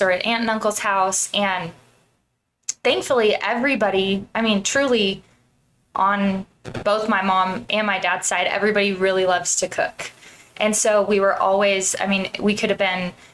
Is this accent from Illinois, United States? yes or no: no; Central California, United States; I grew up in Central California